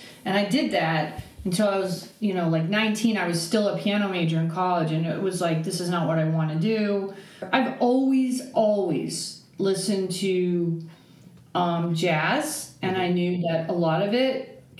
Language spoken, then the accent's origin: English; Aptos, California, United States; Yeah, I'm from Santa Cruz, California. {S1} Okay. {S2} From a little town called Aptos.